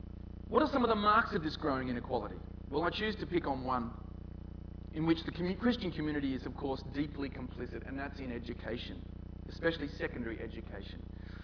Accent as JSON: {"language": "English", "town": "Newtown", "region": "New South Wales", "country": "Australia", "tie": "born or raised there", "said": "I know I grew up in Newtown, and in those days, if ever I mentioned to anyone I was from Newtown, everyone would go, \"Newtown? What a hole.\" How things have changed. I live in Newtown."}